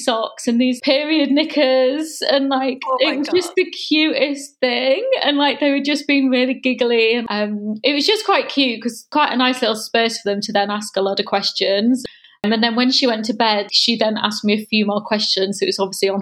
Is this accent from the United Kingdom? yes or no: yes; Holme-on-Spalding-Moor, Yorkshire and the Humber, United Kingdom; moved away as an adult; also born or lived in York; now in London, United Kingdom; I am from a little town between York and Hull. So I'm a Yorkshire girl, and it was very small, really nice village called Home on Spalding Moor. It was just a nice place to grow up.